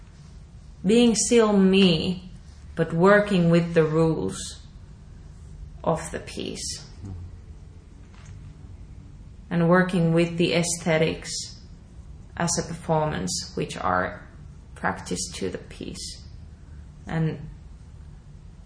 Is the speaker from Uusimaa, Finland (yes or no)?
no; Oulu, North Ostrobothnia, Finland; moved away; In the city theater of my hometown in Oulu.